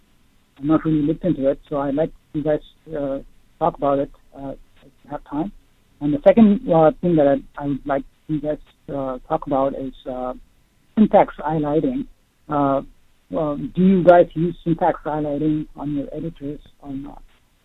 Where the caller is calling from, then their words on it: Ohio, United States; I'm calling from Ohio.